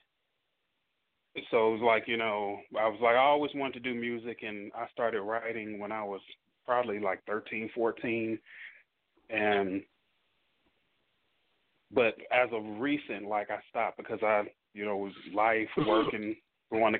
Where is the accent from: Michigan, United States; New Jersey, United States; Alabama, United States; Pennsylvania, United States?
Michigan, United States; Detroit; now in Dallas, United States; I'm from Detroit